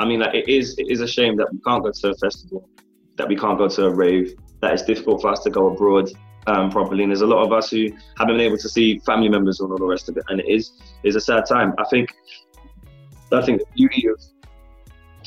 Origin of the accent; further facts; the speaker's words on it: London, United Kingdom; I am still based in London. I'm based in my hometown